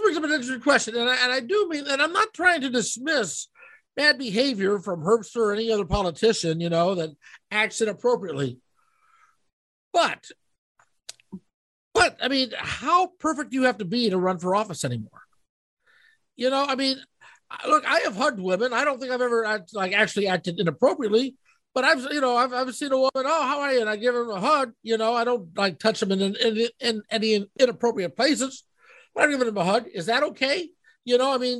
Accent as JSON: {"language": "English", "country": "United States", "said": "I'm an American"}